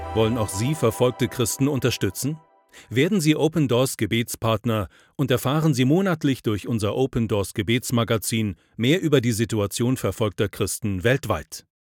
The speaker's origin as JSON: {"language": "German", "country": "Niger", "said": "Ich komme selbst aus der Republik Niger"}